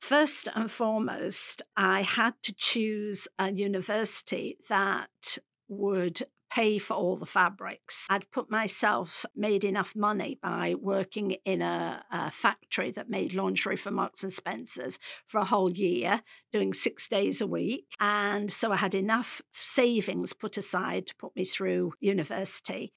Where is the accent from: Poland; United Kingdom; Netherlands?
United Kingdom; Derby, East Midlands; I come from Derby, come from a working class background